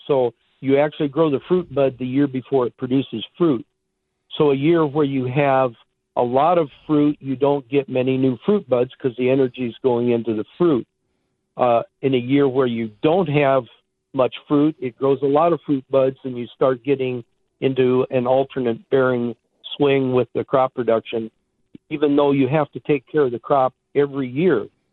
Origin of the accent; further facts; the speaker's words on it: Iowa, United States; moved away as an adult; now in Arizona, United States; I grew up in Iowa.